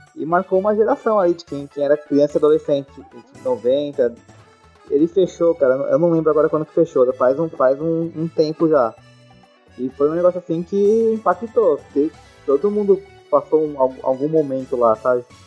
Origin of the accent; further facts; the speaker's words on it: São Paulo, Brazil; Como bom paulistano